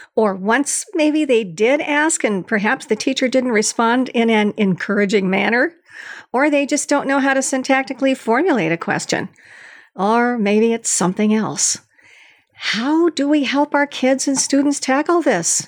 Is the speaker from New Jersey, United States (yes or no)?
no; Long Beach, California, United States; from California State University in Long Beach, which is my hometown